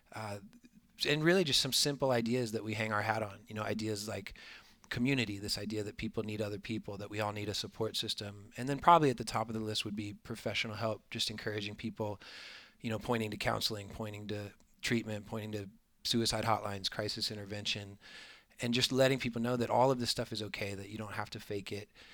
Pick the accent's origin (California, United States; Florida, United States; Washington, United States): Florida, United States; I am from Florida